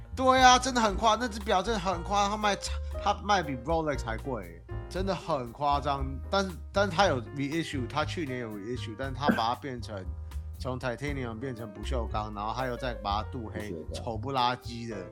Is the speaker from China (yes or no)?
no; Taiwan; 我们台湾人